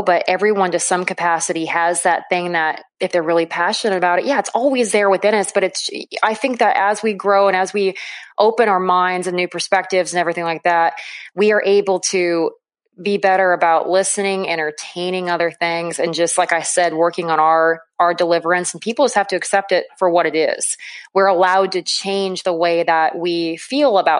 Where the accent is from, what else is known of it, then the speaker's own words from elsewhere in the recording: Weeping Water, Nebraska, United States; I was born and raised in Weeping Water, Nebraska, a little town of about 800 people nestled in the southeastern part of the state.